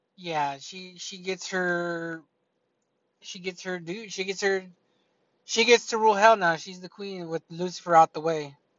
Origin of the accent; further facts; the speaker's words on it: United States; I'm an American.